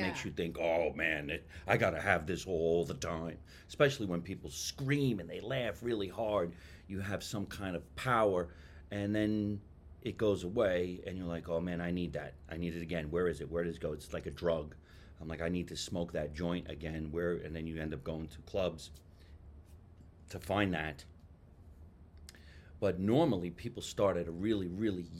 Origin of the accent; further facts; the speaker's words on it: Jersey City, New Jersey, United States; now in Los Angeles, United States; I'm originally from Jersey City, New Jersey